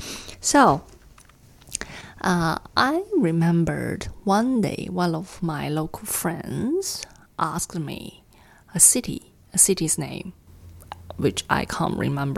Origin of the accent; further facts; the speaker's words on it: Shenyang, Liaoning, China; English is a second language; moved away; also born or lived in Hawke's Bay, New Zealand; My hometown is Shenyang. Shenyang is the city's name. Shenyang, which is the capital city of Liaoning province.